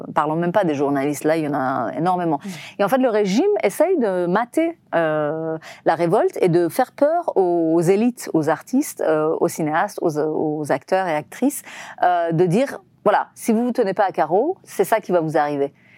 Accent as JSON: {"language": "French", "country": "Iran", "also_born_or_lived": "Tehran", "second_language": "French", "moved": "as an adult", "lives_now": "Paris, France", "said": "c'est chez eux que je suis arrivée la première fois quand j'ai quitté l'Iran."}